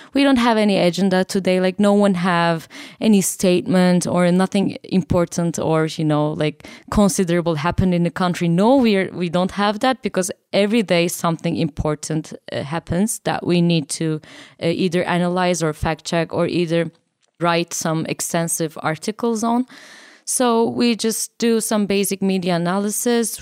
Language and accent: English; Turkey; I'm from Turkey